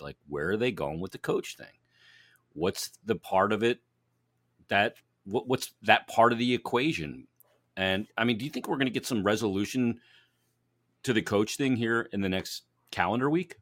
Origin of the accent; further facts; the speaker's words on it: Philadelphia, Pennsylvania, United States; we're from here